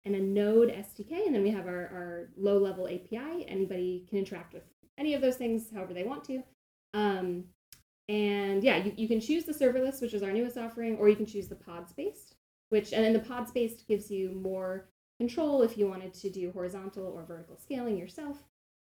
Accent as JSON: {"language": "English", "area": "Westchester", "region": "New York", "country": "United States", "also_born_or_lived": "Oregon", "moved": "yes", "lives_now": "Bay Area, United States", "said": "I'm from Westchester"}